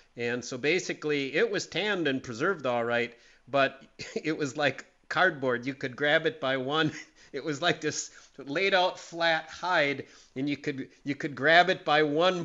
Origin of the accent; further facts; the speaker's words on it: Green Bay, Wisconsin, United States; When I grew up in Green Bay